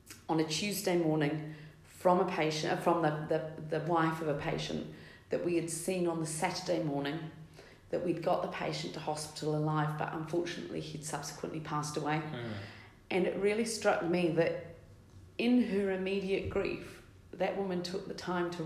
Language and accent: English; New Zealand; moved away as an adult; also born or lived in London, United Kingdom; now in United Kingdom; I'm from New Zealand originally. I've been in the UK over 20 years